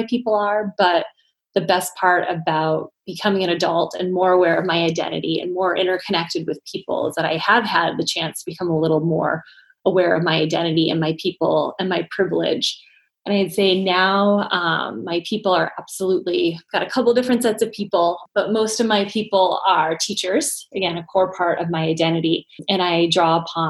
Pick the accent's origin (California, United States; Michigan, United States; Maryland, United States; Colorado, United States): Michigan, United States; Ann Arbor; now in Boston, United States; growing up in Ann Arbor was a great place to grow up